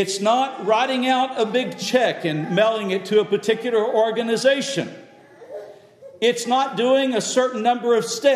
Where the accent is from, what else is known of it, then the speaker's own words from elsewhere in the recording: West Texas, United States; I grew up with in West Texas